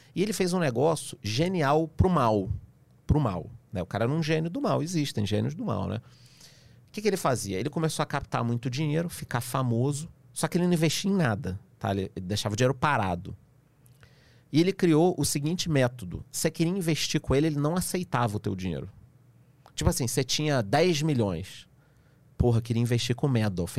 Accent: Rio de Janeiro, Brazil; eu que sou carioca

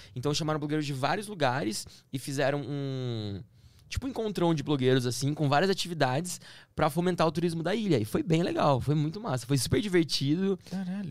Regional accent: Campinas, São Paulo, Brazil; also born or lived in Stuttgart, Germany; Eu sou de Campinas

